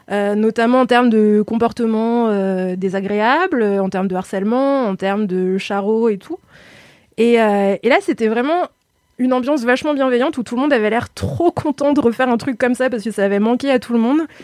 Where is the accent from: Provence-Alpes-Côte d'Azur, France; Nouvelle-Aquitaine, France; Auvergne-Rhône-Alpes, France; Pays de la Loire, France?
Auvergne-Rhône-Alpes, France; Lyon; je suis lyonnaise, on dit Ron